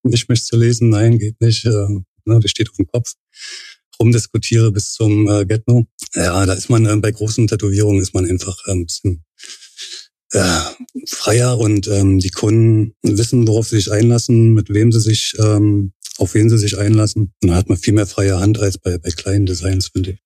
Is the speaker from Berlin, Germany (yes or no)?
yes; Berlin, Germany; geboren und äh, aufgewachsen in Berlin, Pankow.